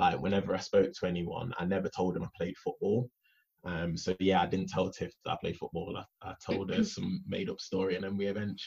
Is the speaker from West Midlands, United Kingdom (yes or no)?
no; Nottingham, East Midlands, United Kingdom; also born or lived in Leicester; I'm from Nottingham, and I got a youth contract playing for Leicester